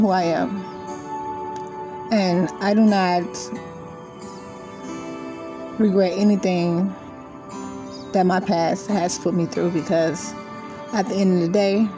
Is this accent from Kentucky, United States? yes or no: no; Austin, Texas, United States; I'm born and raised in Austin, Texas. I'm currently here, still here.